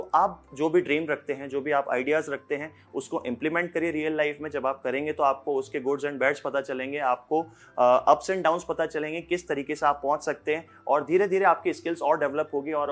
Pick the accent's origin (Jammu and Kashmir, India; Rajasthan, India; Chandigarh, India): Rajasthan, India; Chittorgarh; hello नमस्कार … और मैं चित्तौड़गढ़ का रहने वाला हूँ चित्तौड़गढ़ में ही मेरा एक कैफ़े और रेस्टोरेंट है